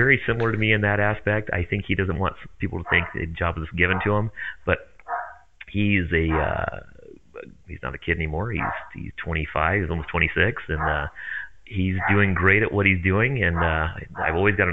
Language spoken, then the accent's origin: English; Longview, Washington, United States; also born or lived in Kelso, Washington; I first grew up, my dad had a body shop in Kelso, and I grew up next to that until kindergarten. In Kelso, and then moved over to Columbia Heights in Longview